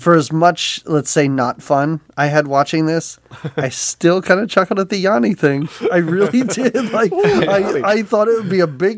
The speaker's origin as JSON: {"language": "English", "town": "Pittsburgh", "region": "Pennsylvania", "country": "United States", "moved": "yes", "said": "I'm originally from Pittsburgh."}